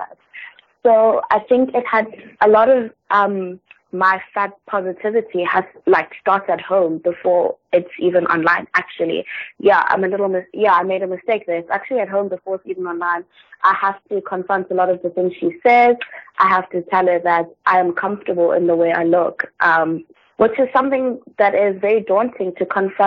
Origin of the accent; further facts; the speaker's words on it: South Africa; I'm from South Africa